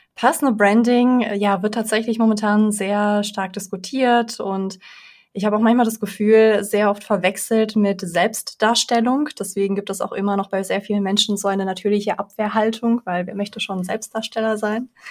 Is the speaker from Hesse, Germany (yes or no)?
yes; Frankfurt, Hesse, Germany; also born or lived in Belarus; bin mit vier Jahren nach Deutschland gekommen, in Frankfurt aufgewachsen